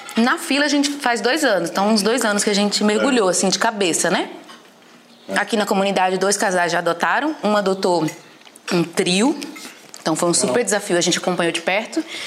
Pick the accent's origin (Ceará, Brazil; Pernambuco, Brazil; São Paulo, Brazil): Pernambuco, Brazil; Recife; moved away as an adult; also born or lived in Fortaleza; now in Montemor, Brazil; sou de Recife. Na verdade, nasci em Fortaleza, mas fui criada em Recife e parei aqui por causa do Ângelo